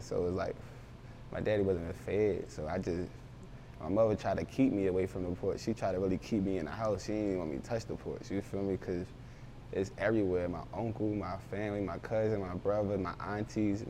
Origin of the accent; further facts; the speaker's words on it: Philadelphia, Pennsylvania, United States; also born or lived in Baltimore, Maryland; I was born in Baltimore, but I was raised in Philly.